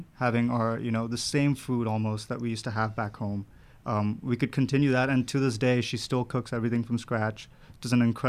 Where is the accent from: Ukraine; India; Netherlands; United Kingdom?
India; moved away; So we came here in 2002 from India, and it was just my mom at the time.